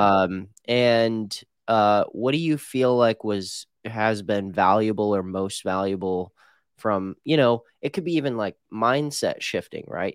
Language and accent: English; Midwest, United States; now in Phoenix, United States; I grew up in the Midwest